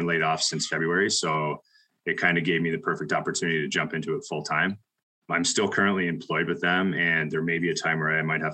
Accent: London, Ontario, Canada; also born or lived in Dorchester, Ontario; I am from London, Ontario area. I'm in a small town outside called Dorchester

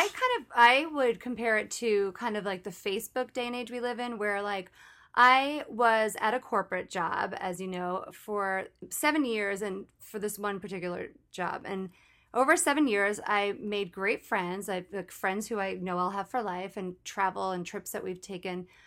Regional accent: New York, United States; I grew up in New York on the East Coast

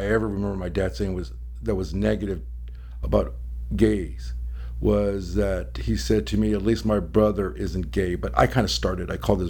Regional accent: Arizona, United States; also born or lived in Los Angeles; I was born in Los Angeles. I grew up Arizona.

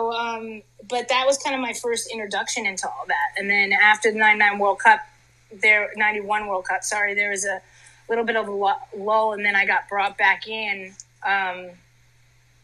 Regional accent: Princeton, New Jersey, United States; I grew up in Princeton, New Jersey, and my mother is Dutch, so soccer was in my blood

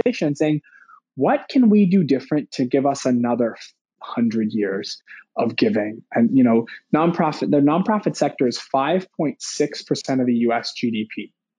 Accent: Vancouver, British Columbia, Canada; I was born here in Vancouver

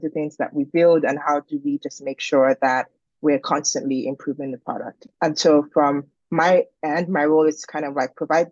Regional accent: Nigeria; moved away as an adult; also born or lived in Boston, United States / Berlin, Germany; now in London, United Kingdom; I am originally from Nigeria. I was born and raised there.

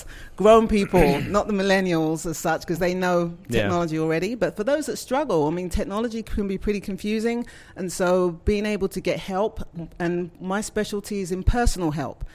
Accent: England, United Kingdom; moved away as an adult; also born or lived in Scotland / New York, United States; now in Southern United States; But I'm from England, and I've been in the technology area for about 30 years

